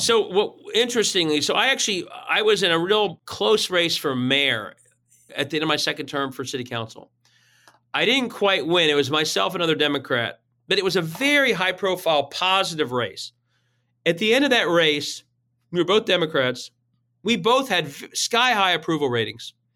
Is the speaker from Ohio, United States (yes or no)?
yes; Cincinnati, Ohio, United States; I am from Cincinnati. I grew up here